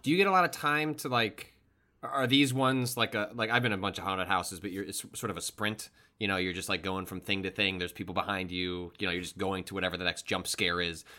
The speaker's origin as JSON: {"language": "English", "town": "Chicago", "region": "Illinois", "country": "United States", "tie": "born or raised there", "said": "I grew up in the Chicagoland area"}